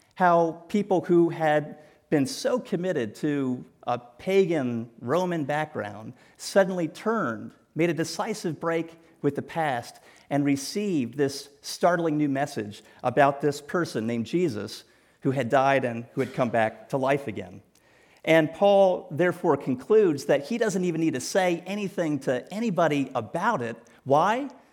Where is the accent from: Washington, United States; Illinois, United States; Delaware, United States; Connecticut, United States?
Connecticut, United States; New Canaan; moved away; also born or lived in Greenwich, Connecticut; I grew up in New Canaan, and I attended school here in Greenwich.